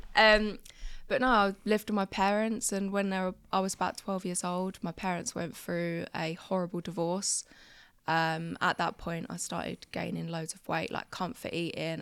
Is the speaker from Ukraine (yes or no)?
no; Crawley, South East England, United Kingdom; moved away as an adult; now in near Birmingham, United Kingdom; I was brought up in a little small town called Crawley